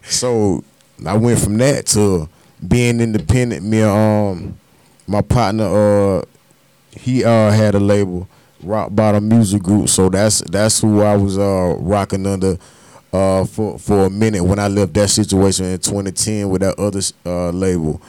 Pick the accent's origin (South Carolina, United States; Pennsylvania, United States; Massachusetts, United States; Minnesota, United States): South Carolina, United States; Darlington; moved away; also born or lived in Columbia, South Carolina; I, am from Darlington, but I tell people I'm from Columbia, Columbia